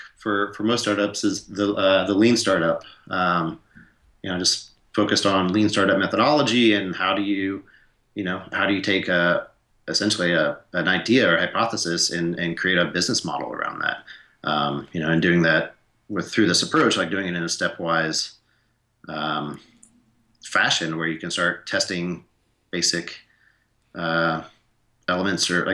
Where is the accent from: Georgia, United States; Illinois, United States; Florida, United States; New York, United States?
Georgia, United States; Atlanta; also born or lived in Montana / South Sudan; I grew up in Atlanta. I grew up in the city